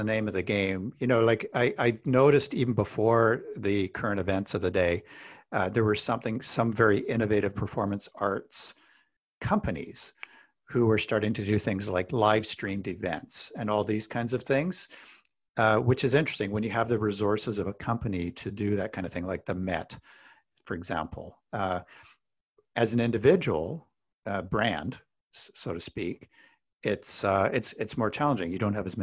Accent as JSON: {"language": "English", "region": "British Columbia", "country": "Canada", "said": "I'm from British Columbia in Canada."}